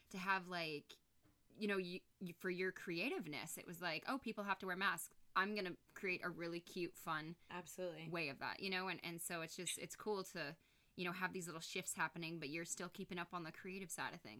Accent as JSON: {"language": "English", "country": "Canada", "said": "I'm from Canada. Yes, That's what we call it in Canada."}